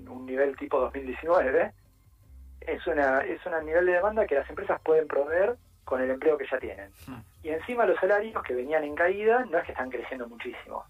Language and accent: Spanish; Argentina; como sociedad argentina